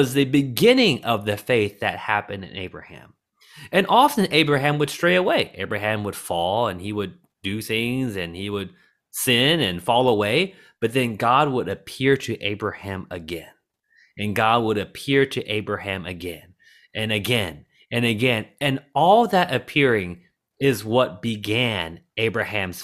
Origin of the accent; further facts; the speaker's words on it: the South, United States; Growing up in the South and watching movies about sports